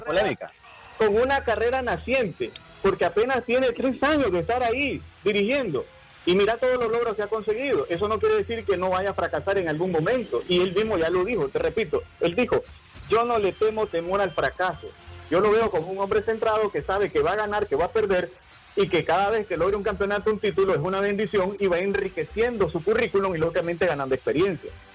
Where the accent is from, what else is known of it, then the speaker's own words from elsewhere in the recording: Nicaragua; como buen nicaragüense